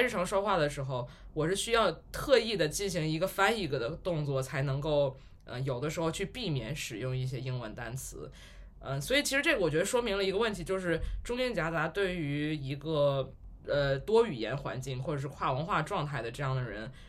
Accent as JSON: {"language": "Chinese", "region": "Tianjin", "country": "China", "also_born_or_lived": "Beijing", "said": "就是首先我是天津人，但是我们家都不讲天津话。"}